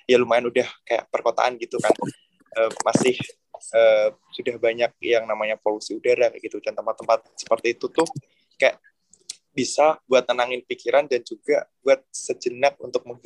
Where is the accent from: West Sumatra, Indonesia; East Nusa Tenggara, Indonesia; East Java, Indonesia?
East Java, Indonesia; Ngawi; Oke, kalau untuk daerah saya ya khususnya Ngawi sedikit uh, promosi untuk pariwisata di Ngawi.